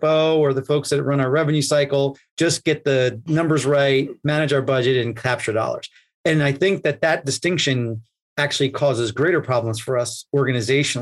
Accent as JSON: {"language": "English", "region": "New York", "country": "United States", "tie": "born or raised there", "said": "I grew up in New York"}